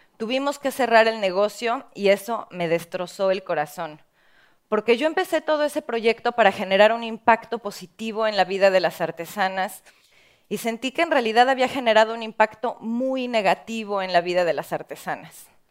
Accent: Mexico; en mi país, en México

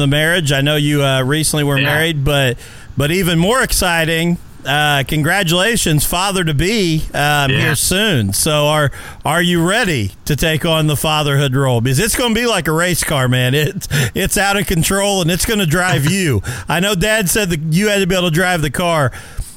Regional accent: Mitchell, Indiana, United States; now in Brownstown, United States; a kid that grew up in Mitchell

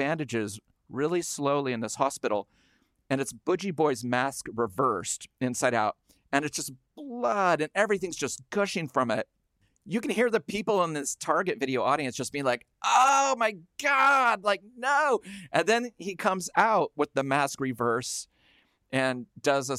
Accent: the Northwest, Pacific Northwest, United States; Growing up in the Northwest

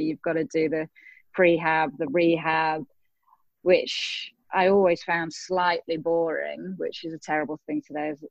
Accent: England, United Kingdom; in my home country in England

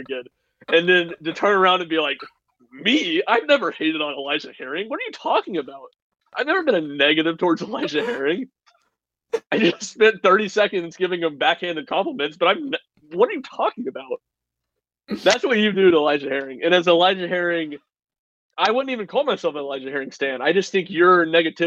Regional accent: South Carolina, United States; Very South Carolina. I grew up in South Carolina

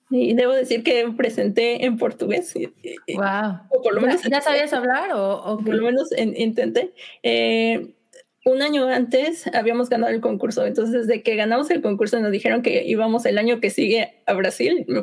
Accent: Salamanca, Guanajuato, Mexico; moved away as an adult; also born or lived in Querétaro / Sheffield, England / Monterrey; now in York, United Kingdom; nací en Salamanca, Guanajuato, pero, viví dos, años en Querétaro, ¿verdad? Sí, así es.

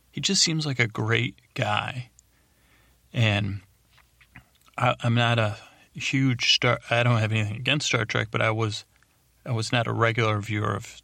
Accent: Syracuse, New York, United States; I grew up in Syracuse, New York.

